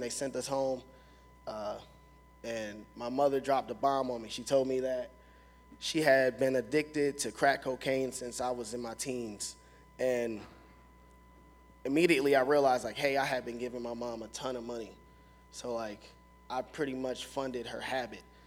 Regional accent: Philadelphia, Pennsylvania, United States; also born or lived in Watertown, New York; I'm from North Philly, so it's like very violent.

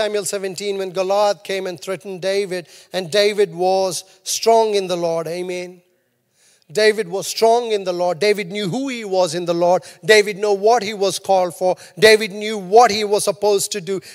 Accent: India; now in New Zealand; I'm Indian.

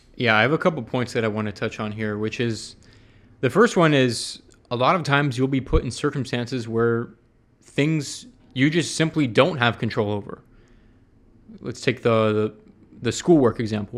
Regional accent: Atlanta, Georgia, United States; moved away as an adult; now in San Francisco, United States; I grew up in Atlanta.

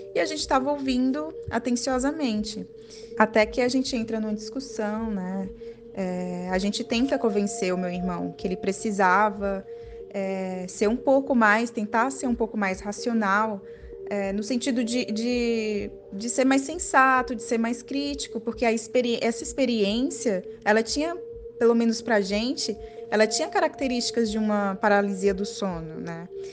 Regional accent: Piauí, Brazil; now in São Paulo, Brazil; eu moro na capital de São Paulo atualmente mas eu sou piauiense, minha família toda é de lá.

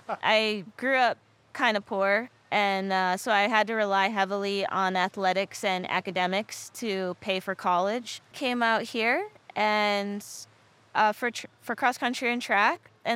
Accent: Texas, United States; also born or lived in Michigan; now in Hawaii, United States; I grew up between Texas and Michigan, two very extremes.

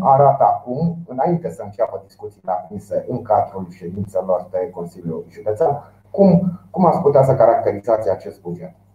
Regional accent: Romania; noi suntem români și avem experiențe în această țară

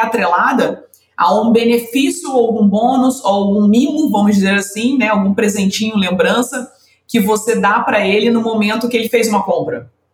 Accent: Rio de Janeiro, Brazil; eu sou aqui do Rio de Janeiro, né? Eu sou carioca

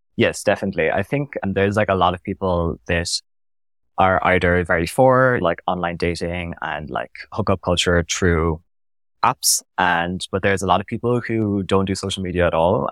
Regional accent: Cork, Munster, Ireland; moved away as an adult; now in Berlin, Germany; coming from Ireland, I lived in Cork in the south of Ireland

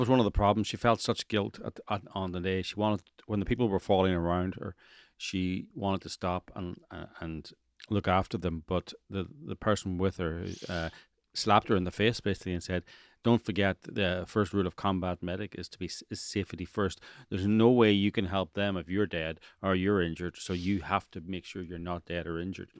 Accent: Ireland; now in Los Angeles, United States; I'm from Ireland

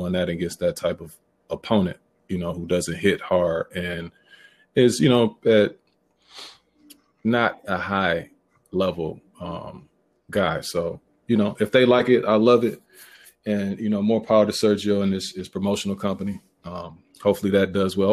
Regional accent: Milwaukee, Wisconsin, United States; I'm from Milwaukee.

